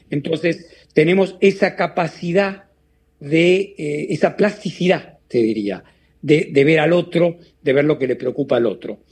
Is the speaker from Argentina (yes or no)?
yes; Argentina; moved away; de ser yo argentino, el primer latinoamericano